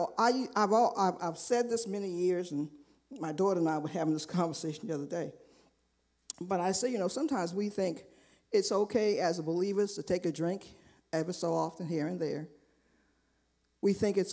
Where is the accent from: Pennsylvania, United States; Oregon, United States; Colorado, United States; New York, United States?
New York, United States; I grew up in New York